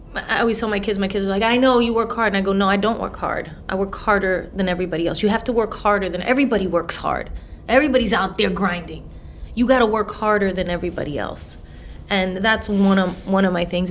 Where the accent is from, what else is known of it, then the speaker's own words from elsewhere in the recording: New York City, New York, United States; I'm a girl from the Bronx